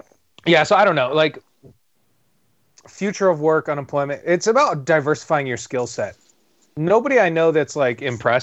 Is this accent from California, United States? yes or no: yes; Tehachapi, California, United States; moved away; I'm in Tehachapi, my hometown